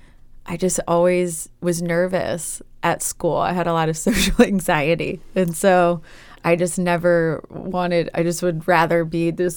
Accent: Chesterfield, Virginia, United States; I grew up in Chesterfield, which is in the Richmond metro area.

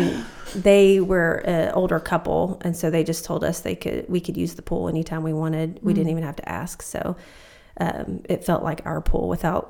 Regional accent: Bowling Green, Kentucky, United States; moved away; I grew up in Bowling Green, Kentucky

